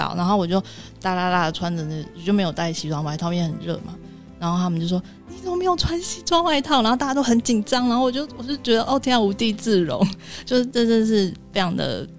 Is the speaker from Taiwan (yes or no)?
yes; Taiwan; 像我，我们台湾人可能工作一年可能是基本吧，然后三年就觉得哎，好了不起哦，就还蛮稳定的。